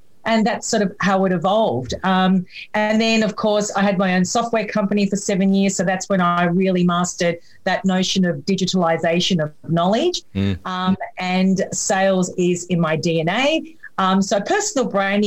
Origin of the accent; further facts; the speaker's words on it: Melbourne, Victoria, Australia; I'm from Melbourne in Australia